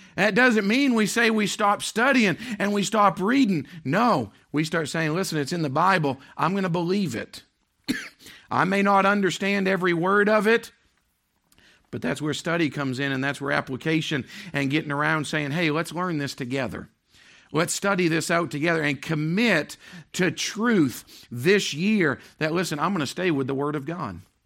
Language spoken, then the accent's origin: English; Maine, United States; moved away; growing up in Maine